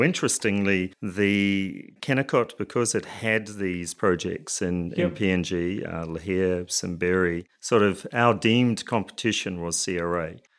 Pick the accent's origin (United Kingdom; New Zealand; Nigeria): New Zealand; So, you know, by way of background, I'm a Kiwi, did my undergraduate degree in geology.